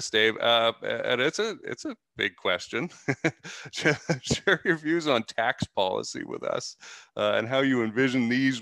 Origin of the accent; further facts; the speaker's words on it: Canada; now in United States; An immigrant. I'm Canadian. I came here illegally and went through the process, and here I am